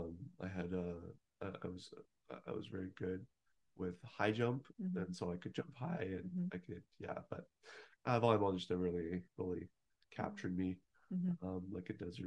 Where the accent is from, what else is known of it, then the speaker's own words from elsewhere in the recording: Lloydminster, Alberta, Canada; also born or lived in Calgary, Alberta; I was born in Calgary, Alberta, and when I was young, my mom got a job and we moved into a small town called Lloydminster.